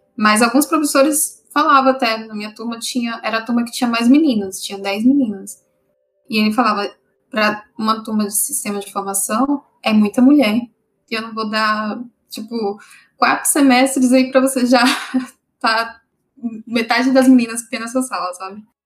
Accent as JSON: {"language": "Portuguese", "town": "Brasília", "region": "Federal District", "country": "Brazil", "moved": "yes", "said": "eu sou de Brasília, tentei passar pela UNB"}